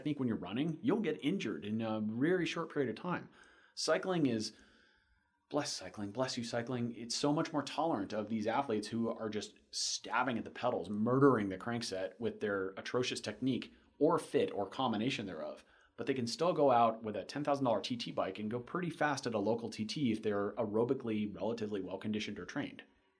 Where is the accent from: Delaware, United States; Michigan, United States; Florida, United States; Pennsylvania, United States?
Florida, United States; Wait, I'm from Florida. I don't care. Hmm. All my roads are flat.